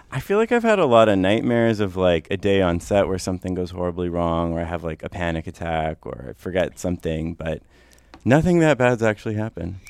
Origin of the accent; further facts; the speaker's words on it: North Vancouver, British Columbia, Canada; I grew up in North